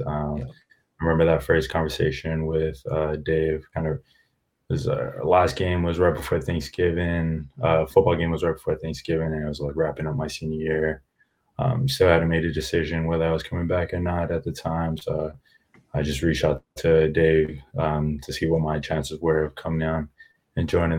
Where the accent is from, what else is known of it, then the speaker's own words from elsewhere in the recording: Los Angeles, California, United States; also born or lived in Apia, Samoa; now in Providence, United States; I was originally born in Apia Samoa, so I'm from the Western Islands, but grew up in LA ever since I was three, and yeah, from San Pedro, California